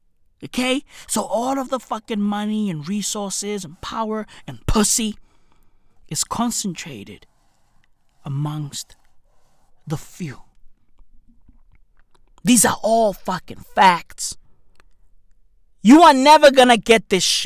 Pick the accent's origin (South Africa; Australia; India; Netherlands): South Africa; I grew up in a township. I grew up in a third world country. I grew up in South Africa.